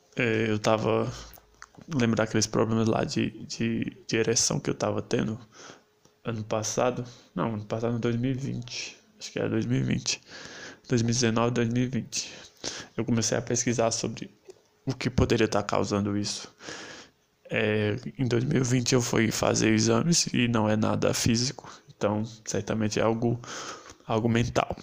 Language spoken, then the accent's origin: Portuguese; Brazil; eu sou brasileiro e eu gosto disso